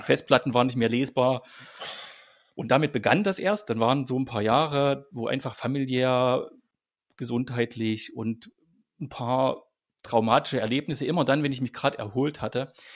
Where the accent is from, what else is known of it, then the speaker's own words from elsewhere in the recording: East Germany, Germany; Also ich bin als Kind aufgewachsen, äh, bin ein Kind der DDR